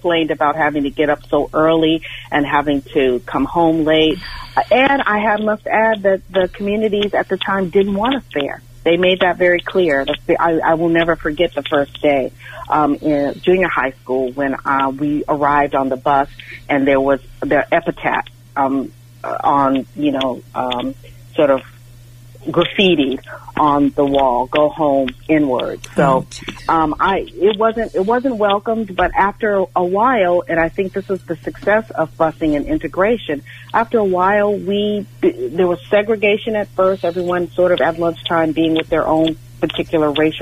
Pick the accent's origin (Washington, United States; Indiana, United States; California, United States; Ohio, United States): California, United States; Los Angeles; I grew up in Los Angeles